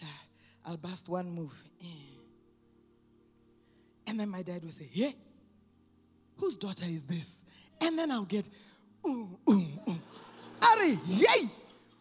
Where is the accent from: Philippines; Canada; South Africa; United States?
Canada; moved away; also born or lived in Botswana; I'm sure you can tell a little bit by my accent, I grew up in Canada.